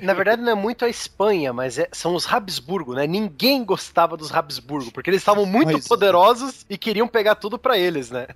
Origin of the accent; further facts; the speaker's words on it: Brazil; nós brasileiros